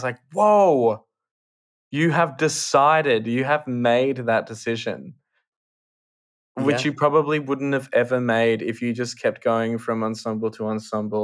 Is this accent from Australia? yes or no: yes; Australia; being an Australian